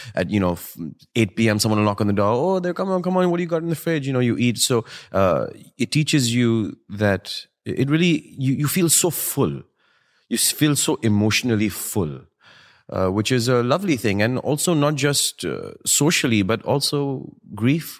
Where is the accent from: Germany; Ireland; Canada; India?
India; New Delhi, Delhi; born or raised there; moved away as an adult; now in United States